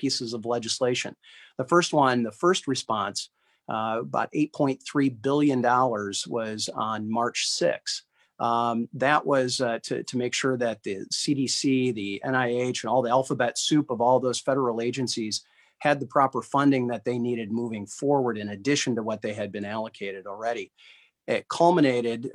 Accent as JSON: {"language": "English", "region": "West Michigan", "country": "United States", "tie": "born or raised there", "said": "West Michigan is a very, very special place, and I've had an opportunity, the honor and privilege of living here my entire life"}